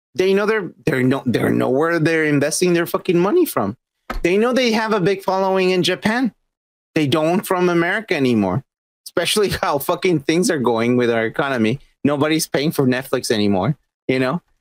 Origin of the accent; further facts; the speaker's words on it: Mexico; now in United States; Growing up in Mexico, like we had all the anime